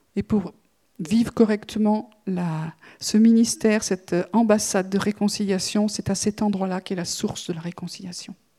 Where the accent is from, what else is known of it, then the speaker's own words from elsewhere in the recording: France; en tant que Français